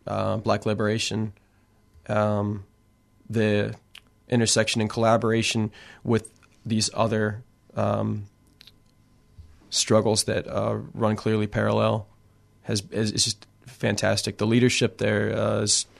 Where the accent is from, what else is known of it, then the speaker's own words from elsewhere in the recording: Cincinnati, Ohio, United States; my hometown